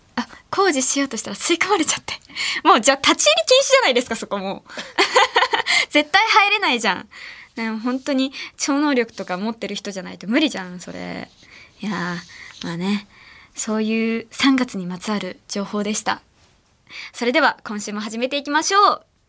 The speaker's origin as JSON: {"language": "Japanese", "region": "Ehime", "country": "Japan", "tie": "born or raised there", "moved": "yes", "lives_now": "Tokyo, Japan", "said": "地元の愛媛にいた時"}